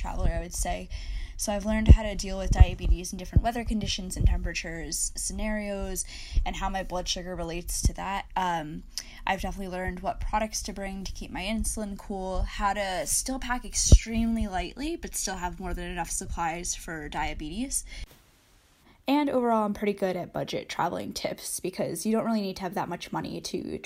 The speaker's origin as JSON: {"language": "English", "country": "United States", "also_born_or_lived": "New Jersey / New York City", "said": "I'm from New Jersey / New York City"}